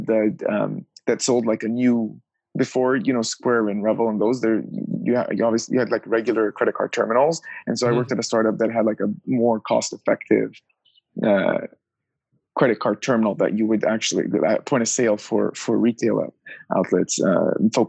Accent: Orange County, Southern California, United States; moved away as an adult; also born or lived in Pennsylvania / New York / Los Angeles; I grew up just south of Los Angeles, kind of Orange County

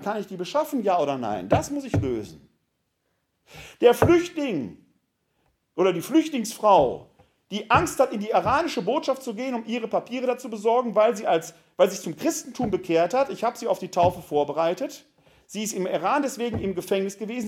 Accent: Ruhr area, North Rhine-Westphalia, Germany; also born or lived in Wuppertal-Vohwinkel; now in Wuppertal, Germany; Ich komme aus dem Ruhrgebiet

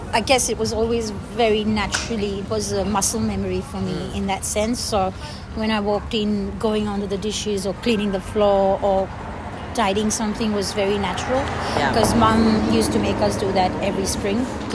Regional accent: Dubai, United Arab Emirates; moved away as an adult; now in Australia; I'm from Dubai, I don't need to stay here. I go back home

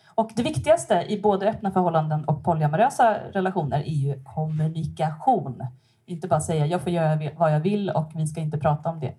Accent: Stockholm archipelago, Stockholm County, Sweden; moved away as an adult; now in Gothenburg, Sweden; Jag bor här i Göteborg, men jag kommer från Stockholms skärgård. Jag har bott här sedan 2008

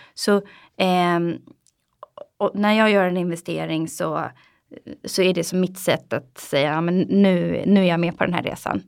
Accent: Sweden; Vi är väldigt försiktiga svenskar

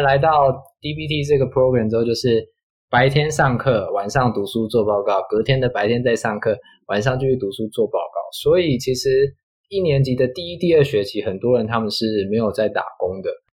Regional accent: Taiwan; 我们台湾

